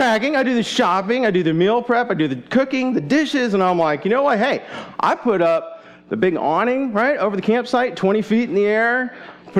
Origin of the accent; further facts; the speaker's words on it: Goshen, Indiana, United States; moved away as an adult; also born or lived in Boston; now in Chattanooga, United States; I was born in Goshen, Indiana, where my parents settled after going to college